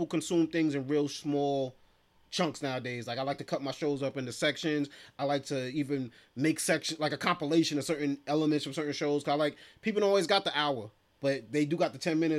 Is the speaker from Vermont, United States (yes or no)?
no; New York City, New York, United States; I'm from East Flatbush, Brooklyn.